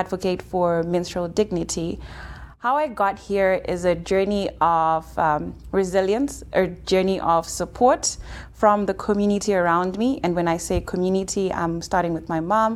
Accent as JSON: {"language": "English", "country": "Zimbabwe", "tie": "born or raised there", "also_born_or_lived": "Cape Town, South Africa", "moved": "as an adult", "said": "I'm from Zimbabwe"}